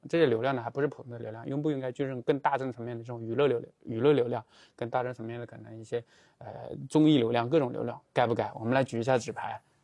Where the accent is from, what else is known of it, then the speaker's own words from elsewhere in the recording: China; 按照我们中国人的沟通方式